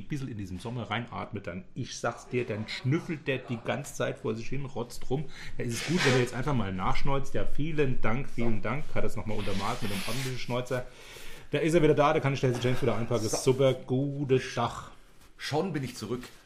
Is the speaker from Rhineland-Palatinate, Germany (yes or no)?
yes; Rhineland-Palatinate, Germany; bei uns in der Pfalz